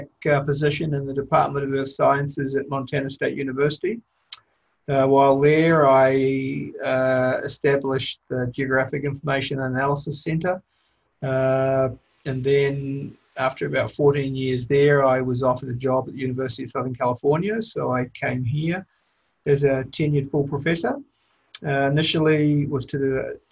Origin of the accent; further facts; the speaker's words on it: New Zealand; moved away as an adult; also born or lived in Toronto, Canada; I was born in New Zealand.